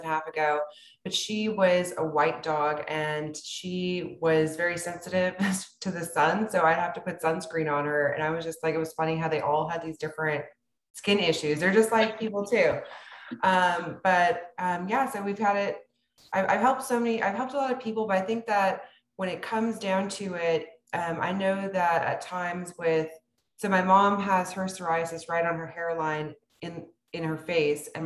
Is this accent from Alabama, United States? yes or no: no; South Texas, United States; I grew up in South Texas, where many men aren't as tall as I am